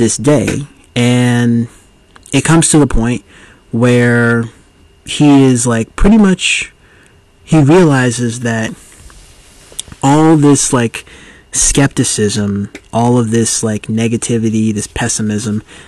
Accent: United States; born and raised in the United States

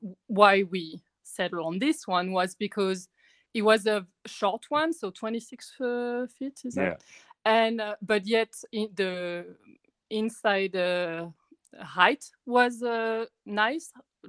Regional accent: Paris, Île-de-France, France; English is a second language; moved away as an adult; also born or lived in Ontario, Canada; now in Canada; I'm from France, originally from Paris. I'm 34, so I'm older than Ben.

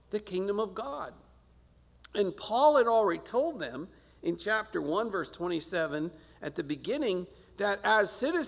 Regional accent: United States; as an American citizen

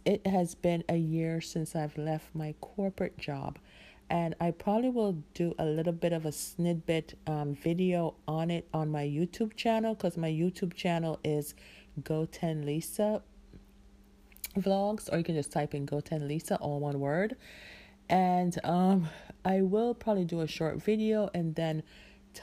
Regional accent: Jamaica; I'm Jamaican

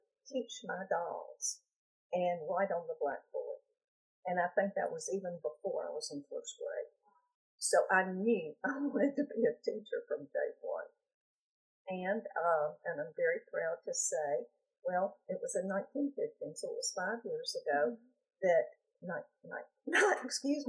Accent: Jackson, Mississippi, United States; I was born in Jackson, Mississippi, and I went to undergraduate school at the University of Mississippi

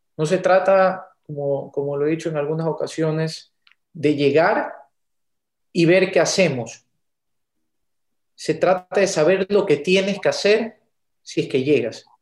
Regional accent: Ecuador; nos debe importar como los ecuatorianos

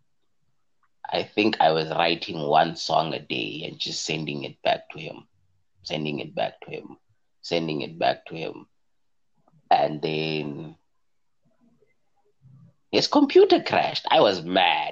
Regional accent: South Africa

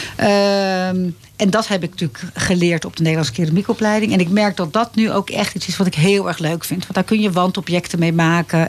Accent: Leiderdorp, South Holland, Netherlands; moved away as an adult; also born or lived in Amsterdam; now in Laren, Netherlands; naar Leiden-dorp verhuisd. Dat is een dorpje in de buurt van Leiden. En eh, daar ben ik opgegroeid ook.

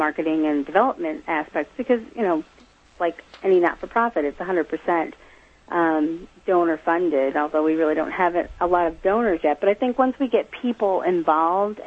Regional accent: Midwest, United States; moved away as an adult; now in Massachusetts, United States; I was raised in the Midwest in a house with a lot of activity

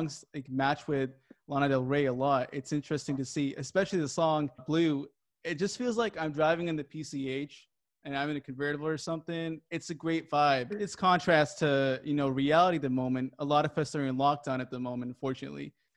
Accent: Japan; moved away as an adult; also born or lived in California; I wasn't raised in California. I was raised in Japan most of my life.

